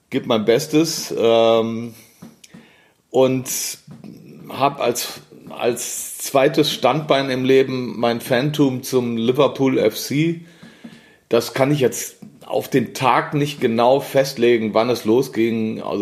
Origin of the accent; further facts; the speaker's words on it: Düsseldorf, North Rhine-Westphalia, Germany; geboren in Düsseldorf, äh, fünftes von sechs Kindern, ähm, englische Mutter, deutscher Vater.